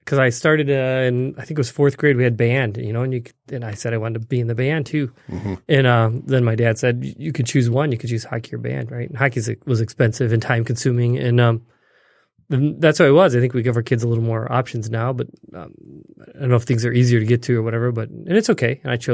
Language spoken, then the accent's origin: English; St. Clair Shores, Michigan, United States; also born or lived in Detroit; I was born in Detroit. Mm. So I'm, grew up in the suburbs of Detroit, St. Clair Shores, so pretty close. I've been in Michigan ever since.